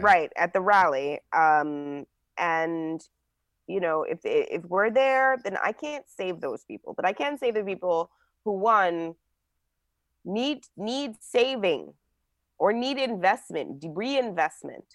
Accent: New Jersey, United States; I grew up in New Jersey.

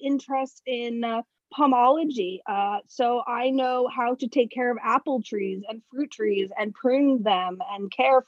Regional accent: New York City, New York, United States; now in Stockholm, Sweden; I'm originally from New York, New York City.

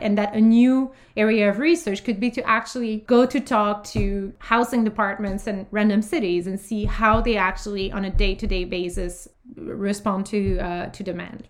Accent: Canada; as Canadian

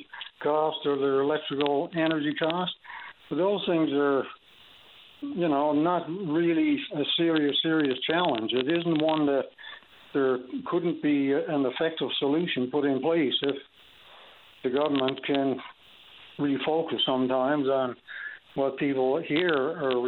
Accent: Canada; I'm a Canadian

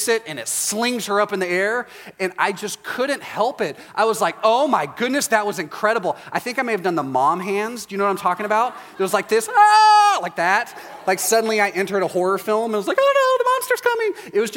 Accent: Texas, United States; I'm from Texas

